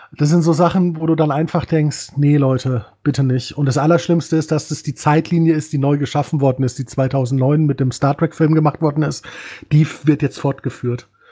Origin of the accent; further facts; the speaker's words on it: Bavaria, Germany; Ich bin auch ein Bayer. Gebürtig.